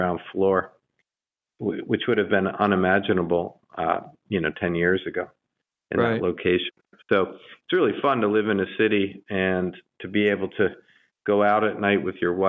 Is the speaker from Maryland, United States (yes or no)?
yes; Baltimore, Maryland, United States; when I grew up in Baltimore